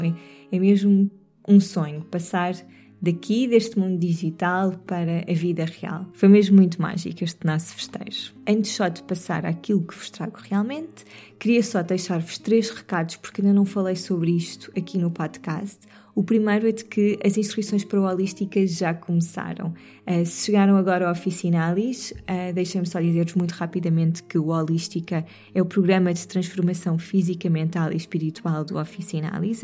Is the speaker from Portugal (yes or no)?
yes; Sintra, Lisbon, Portugal; Serra de Sintra num passeio muito mágico pela natureza, por sítios onde eu cresci